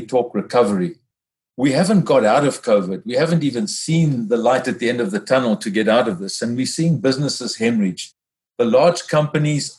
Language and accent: English; South Africa; my home country, South Africa